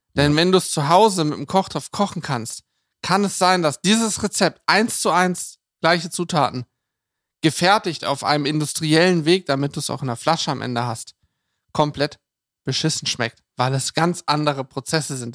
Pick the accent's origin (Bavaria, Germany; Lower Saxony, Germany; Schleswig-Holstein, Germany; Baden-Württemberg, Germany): Lower Saxony, Germany; bei uns in Niedersachsen